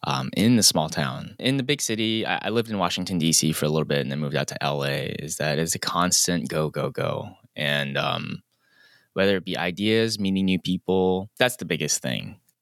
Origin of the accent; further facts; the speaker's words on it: Singapore; But at the end of the day, growing up in Singapore and then comparing that to even in small town America, it's just night and day.